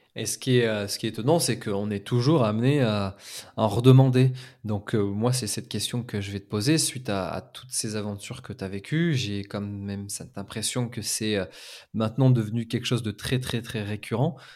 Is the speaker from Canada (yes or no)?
no; France; en tant que Français